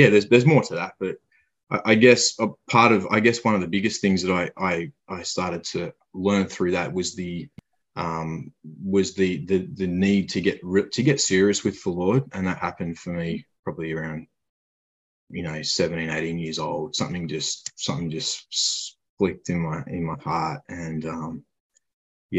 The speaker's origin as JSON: {"language": "English", "town": "Ballarat", "region": "Victoria", "country": "Australia", "tie": "born or raised there", "also_born_or_lived": "Gosford, New South Wales", "said": "2 or 3 years old, we moved from there down to Mum's family in Victoria, in Ballarat, which is about an hour or so from Melbourne."}